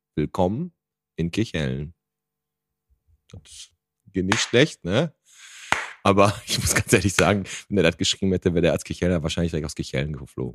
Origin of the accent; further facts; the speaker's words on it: Bottrop, North Rhine-Westphalia, Germany; Wir kommen aus Bottrop